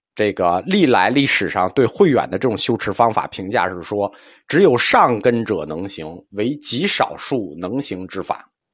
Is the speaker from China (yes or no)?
yes; China; 我们中国人